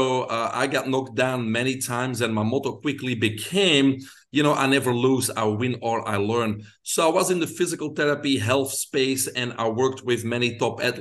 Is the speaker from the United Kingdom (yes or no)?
no; Belgium; moved away as an adult; now in United States; I grew up in Belgium. People can hear my accent, so that's where it's from.